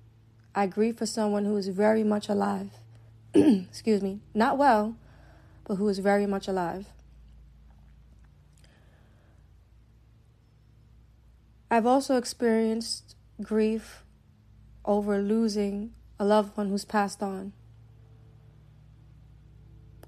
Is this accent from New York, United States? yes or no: yes; New York City, New York, United States; growing up in East New York